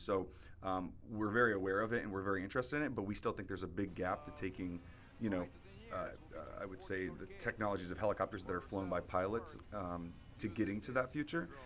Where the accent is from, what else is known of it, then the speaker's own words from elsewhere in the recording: Jacksonville, Florida, United States; moved away as an adult; also born or lived in Singapore; now in South Florida, United States; I'm originally from Jacksonville, so growing up, I'd come down to South Florida pretty often to visit my grandma